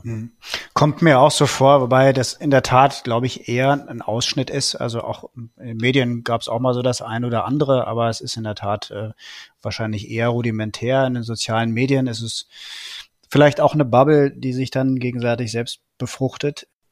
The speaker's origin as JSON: {"language": "German", "country": "Germany"}